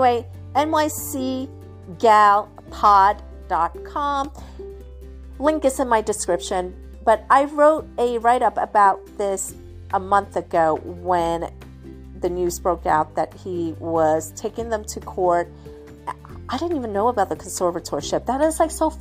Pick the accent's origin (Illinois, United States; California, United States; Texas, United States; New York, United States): New York, United States; New York City; I'm from the city. You know, I grew up in New York City